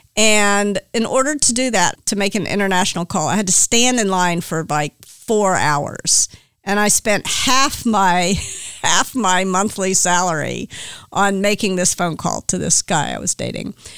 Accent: Memphis, Tennessee, United States; moved away as an adult; also born or lived in New York; now in California, United States; I grew up in Memphis, Tennessee

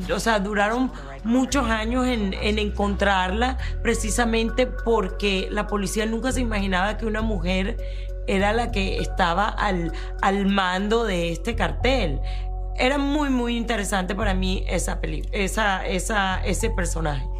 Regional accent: Colombia; moved away; also born or lived in Miami; yo soy colombiana, yo viví esa época

